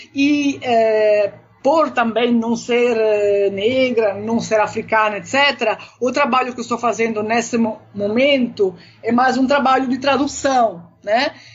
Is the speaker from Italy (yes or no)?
yes; Naples, Campania, Italy; now in Brazil; desde a minha infância, Nápoles, uh, o chamado mezzogiorno da Itália